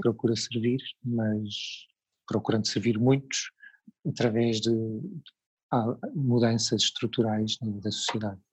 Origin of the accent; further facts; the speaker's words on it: Lisbon, Portugal; moved away as an adult; now in Portimão, Portugal; eu como sou de Lisboa, cresci em Lisboa, vivi em Lisboa há uma série de anos